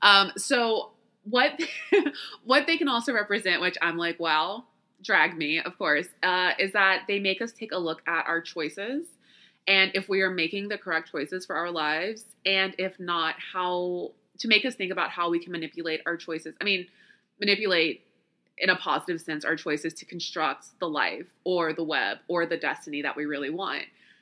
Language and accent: English; the South, United States; So I've always seen spiders as, okay, so I grew up in the South, right? So there's always all kinds of creatures and critters in the house.